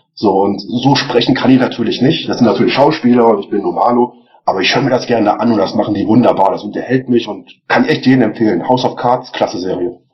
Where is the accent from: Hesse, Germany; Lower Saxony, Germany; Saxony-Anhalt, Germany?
Lower Saxony, Germany; Celle; moved away as an adult; now in Regensburg, Germany; ursprünglich komme ich aus Celle, das ist in der Nähe von Hannover.